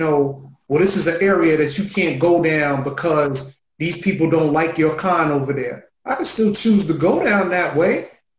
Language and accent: English; New York City, New York, United States; I grew up in Marcy.